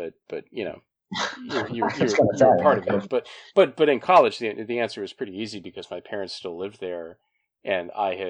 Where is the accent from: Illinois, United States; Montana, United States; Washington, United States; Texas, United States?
Montana, United States; moved away as an adult; now in Reston, Virginia, United States; And so I just say Montana. That's the easiest answer.